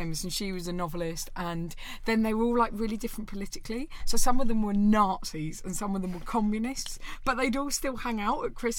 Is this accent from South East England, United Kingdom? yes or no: yes; Orpington, South East England, United Kingdom; accent: Kent; I'm from Orpington in Kent.